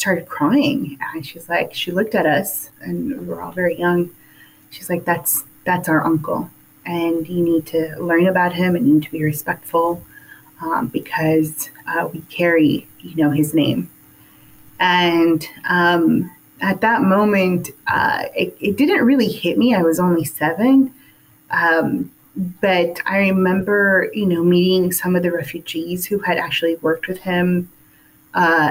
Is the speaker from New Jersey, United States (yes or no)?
no; Los Angeles, California, United States; Born and raised in Hollywood, California.